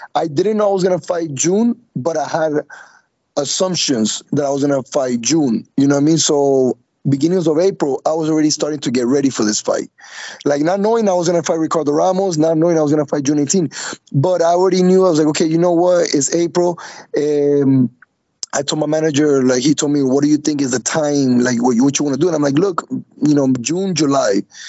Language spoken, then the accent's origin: English; Colombia; now in Miami, United States; when I got here to the United States, because I was raised in Colombia